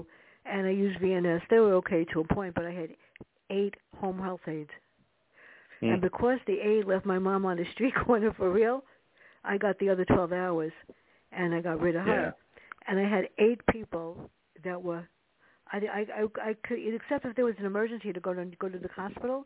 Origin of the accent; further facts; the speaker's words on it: New York City, New York, United States; us growing up in the South Bronx